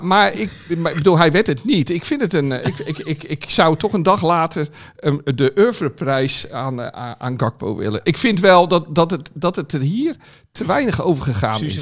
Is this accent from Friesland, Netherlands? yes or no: no; Rotterdam, South Holland, Netherlands; als Rotterdammer